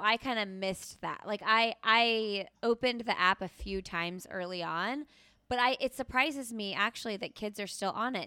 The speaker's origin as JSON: {"language": "English", "region": "Indiana", "country": "United States", "tie": "born or raised there", "moved": "as an adult", "lives_now": "North Carolina, United States", "said": "I'm from Indiana"}